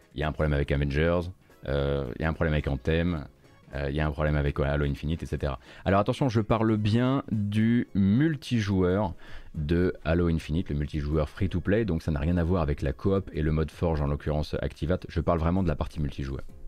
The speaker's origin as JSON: {"language": "French", "region": "eastern France", "country": "France", "said": "je suis de l'Est de la France"}